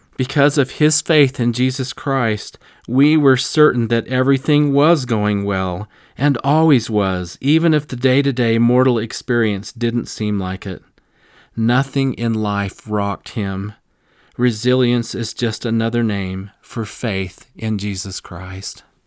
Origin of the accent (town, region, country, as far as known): Missouri, United States